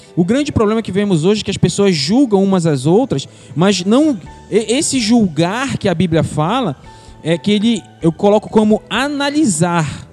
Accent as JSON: {"language": "Portuguese", "country": "Brazil", "said": "eu sou da terra firme"}